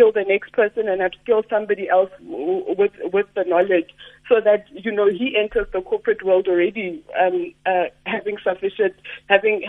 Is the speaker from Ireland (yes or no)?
no; Sebokeng, Gauteng, South Africa; I'm from Sebokeng, and when I'm at home, there's actually no fiber